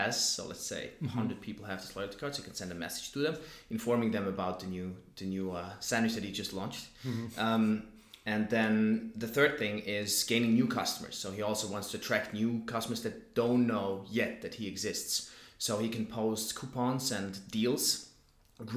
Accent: Zurich, Switzerland; Born and raised in Zurich

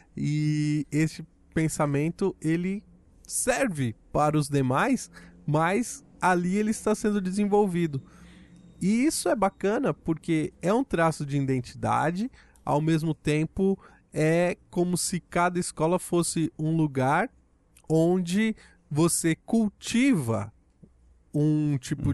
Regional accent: Brazil; nós, enquanto brasileiros

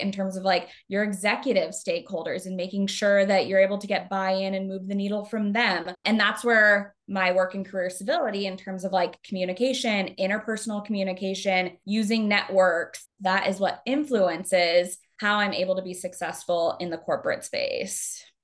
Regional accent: Arizona, United States; now in Chicago, United States; I'm originally from Arizona.

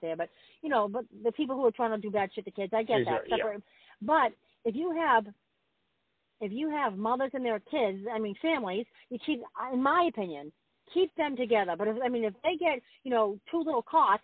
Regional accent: Boston, Massachusetts, United States; I'm from Boston. We see snow

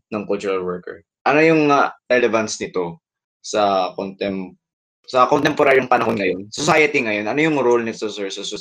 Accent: Bicol Region, Philippines; bilang Pilipino pero bilang Bicolano na rin

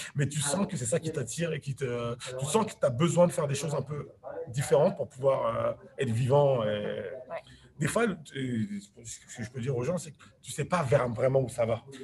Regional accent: France; j'ai grandi, je suis né en banlieue

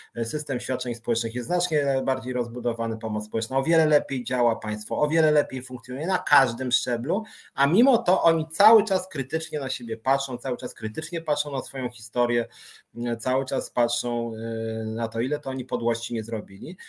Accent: Warsaw, Masovian Voivodeship, Poland; ja się urodziłem w Warszawie

